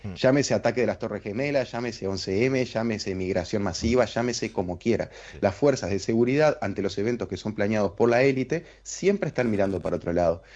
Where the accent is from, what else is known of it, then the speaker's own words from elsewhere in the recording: Uruguay; A nosotros nos tratan como un país chiquitito, como lo que somos